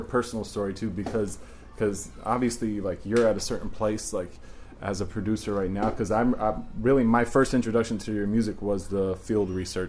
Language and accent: English; Southwestern Virginia, United States; accent: country; I'm from the south, too. I'm from Virginia.